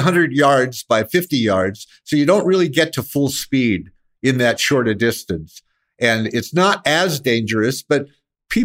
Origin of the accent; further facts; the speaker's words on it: Scottsdale, Arizona, United States; moved away as an adult; now in San Francisco, United States; we grew up in Scottsdale, Arizona, and we're on a horse from the time I was about 5 years old until I bailed out at 18